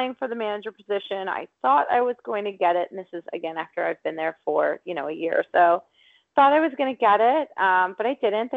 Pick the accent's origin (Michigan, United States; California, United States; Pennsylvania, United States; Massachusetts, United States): Pennsylvania, United States; Pittsburgh; moved away as an adult; I'm from Pittsburgh